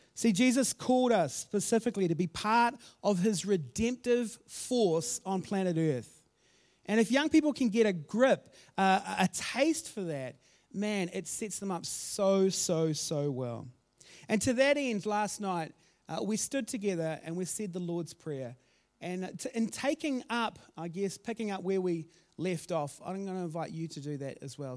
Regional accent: Auckland, New Zealand; also born or lived in Christchurch; I grew up in South Auckland

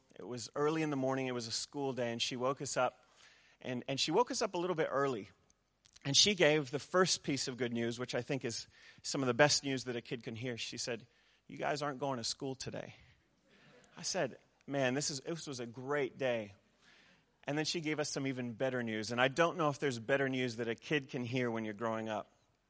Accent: New Zealand; also born or lived in United States; I'm a Kiwi boy at heart, even though my accent would say otherwise. My mom's a Kiwi, and so I've bounced back and forth between New Zealand and the States most of my life.

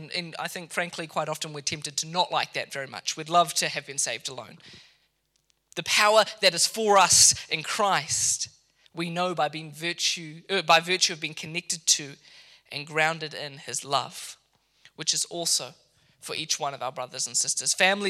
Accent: Mozambique; now in Kenya; When I lived in Kenya, I was educated in Kenya after growing up in Mozambique. I went to a boarding school there for a number of years.

